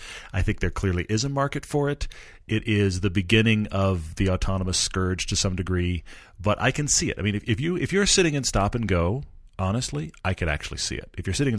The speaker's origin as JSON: {"language": "English", "region": "Texas", "country": "United States", "tie": "born or raised there", "also_born_or_lived": "Los Angeles", "said": "I mean, I grew up in Texas where we have tons of space and then drove in LA where they don't really use the horn much."}